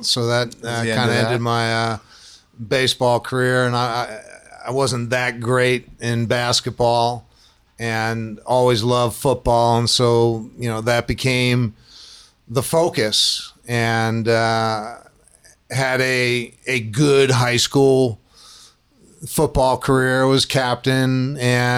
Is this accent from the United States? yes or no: yes; Bucks County, Pennsylvania, United States; I grew up in Bucks County, Pennsylvania, which is outside of Philadelphia